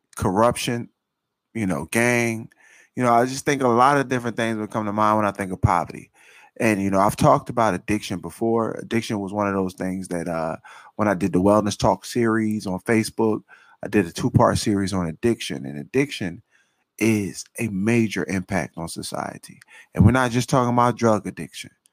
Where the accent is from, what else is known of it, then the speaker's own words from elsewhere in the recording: Philadelphia, Pennsylvania, United States; I grew up, right, I'm from North Philadelphia